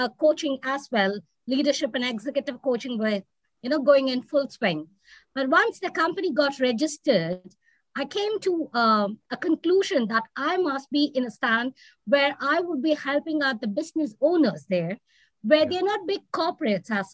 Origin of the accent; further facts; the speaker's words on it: South India, India; moved away as an adult; now in Qatar; being an Indian and particularly South Indian